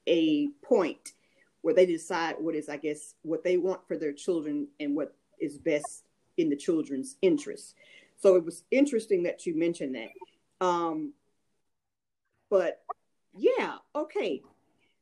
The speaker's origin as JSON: {"language": "English", "country": "United States", "said": "I am an American"}